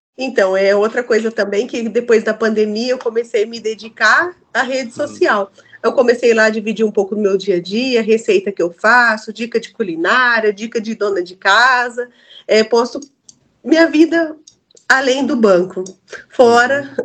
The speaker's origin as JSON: {"language": "Portuguese", "region": "South Region", "country": "Brazil", "said": "eu, como boa sulista"}